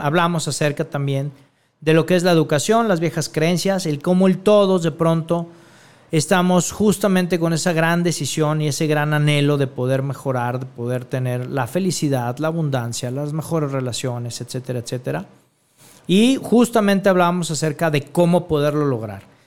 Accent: Guadalajara, Jalisco, Mexico; en mi tierra, aquí en Guadalajara, Jalisco, México

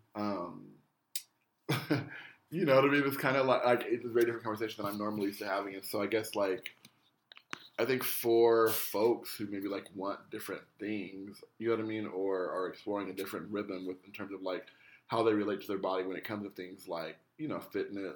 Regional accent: Denver, Colorado, United States; I grew up in Denver, Colorado

